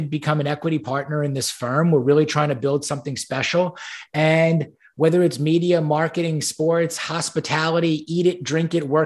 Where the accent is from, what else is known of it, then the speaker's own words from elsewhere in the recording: Great Neck, New York, United States; moved away as an adult; also born or lived in Ann Arbor, Michigan; now in Houston, United States; I was born and raised on Long Island in New York, a town called Great Neck